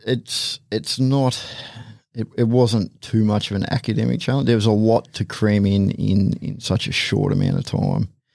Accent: the Hawkesbury, New South Wales, Australia; I grew up in the Hawkesbury, so it was supposed to say semi-rural, grew up on Acreage

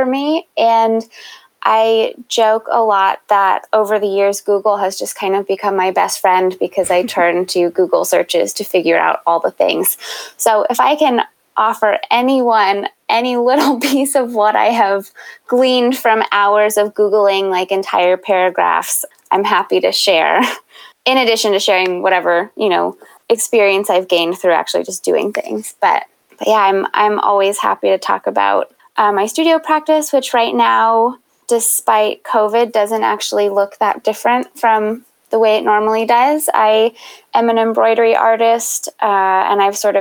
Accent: Baltimore, Maryland, United States; moved away as an adult; also born or lived in Chicago; I grew up in Baltimore and had the good fortune of attending Baltimore School for the Arts for high school.

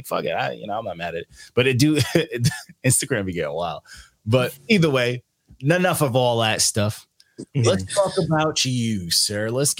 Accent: Elmont, New York, United States; I'm from in Long Island. I'm from Elmont. Elmont's attached to Queens, but it's not Queens.

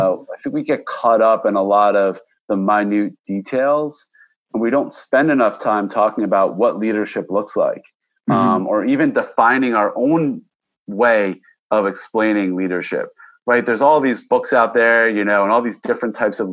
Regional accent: Westchester, New York, United States; I was from Westchester, New York.

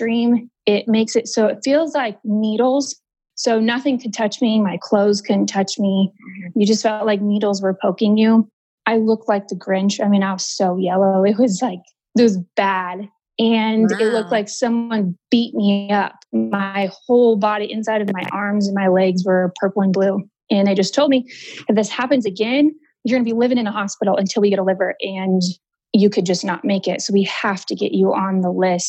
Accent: Denver, Colorado, United States; now in Houston, United States; I'm from Denver, but we live in Houston right now

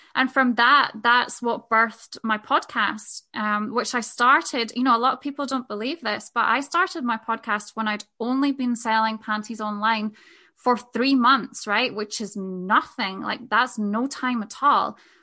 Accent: Scotland, United Kingdom; moved away as an adult; also born or lived in Spain; we made the decision to move back to Scotland, which is where I'm from, from Spain.

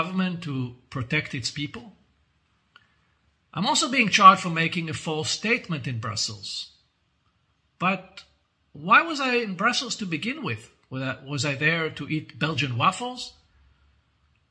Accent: Israel

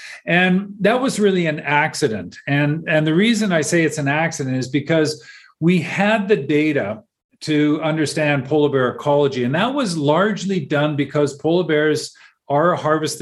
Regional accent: Vancouver, British Columbia, Canada; I grew up in Vancouver on the west coast of Canada

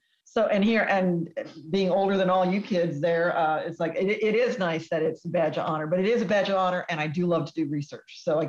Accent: Texas, United States; I grew up in Texas

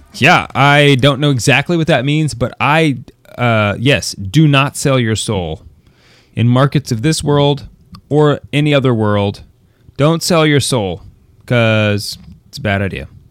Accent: United States; we're not Americans anymore

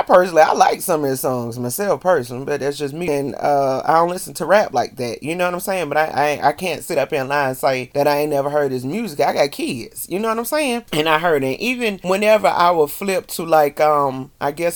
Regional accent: the South, United States; I'm from the South

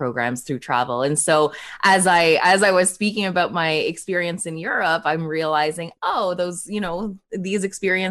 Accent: Toronto, Ontario, Canada; also born or lived in Manila, Philippines; I was born in the Philippines, in Manila, Philippines, and I moved to Canada when I was just 4 years old

